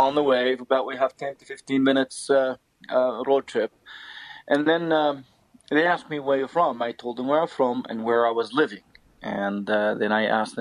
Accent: Taybeh, West Bank, Palestine; moved away; also born or lived in United States; the town where I'm from, where we're staying, called Taipei.

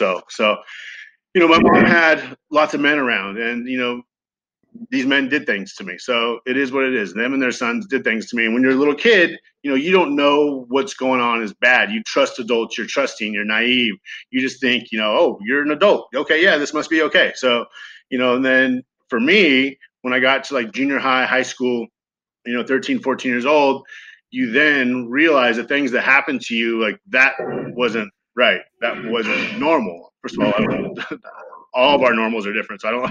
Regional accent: Ventura, California, United States; I grew up in Ventura, California

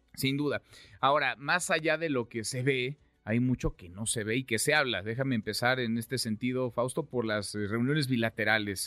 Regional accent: Mexico

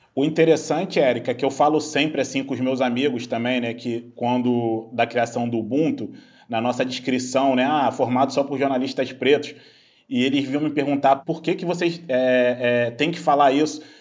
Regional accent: Baixada Fluminense, Rio de Janeiro, Brazil; eu cresci na Baixada Fluminense

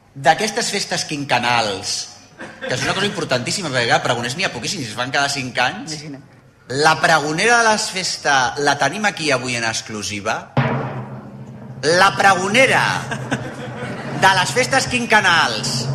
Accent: Barcelona, Catalonia, Spain; jo soc d'Esquerra de l'Eixample

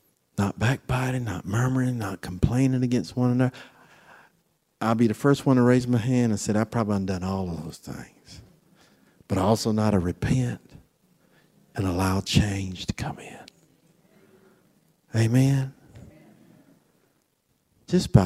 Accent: Florida, United States; where I'm from Florida

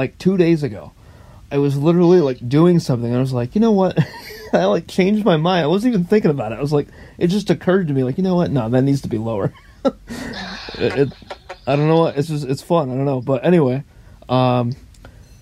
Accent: Orange, California, United States; moved away; also born or lived in Grand Valley (college); I was born in Orange, California.

